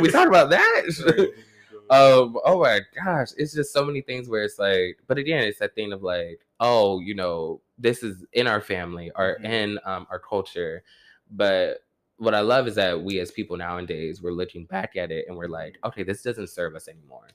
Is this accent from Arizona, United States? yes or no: no; Warner Robins, Georgia, United States; moved away; growing up in Warner Robins, Georgia, bitch, you a Baptist second you come out the womb.